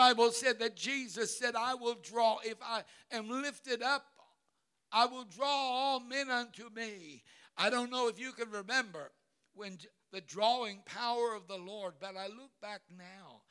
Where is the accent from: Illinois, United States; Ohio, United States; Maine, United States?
Ohio, United States; Cincinnati; In that little storefront church that I was raised in Cincinnati